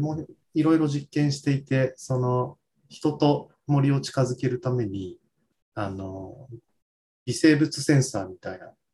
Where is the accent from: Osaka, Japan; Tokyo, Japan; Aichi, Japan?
Tokyo, Japan; suburbs of; 私自身が東京郊外出身